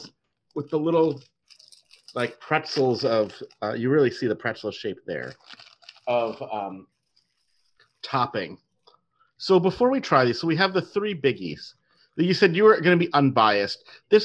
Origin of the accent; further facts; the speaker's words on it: New York, United States; when I was growing up in New York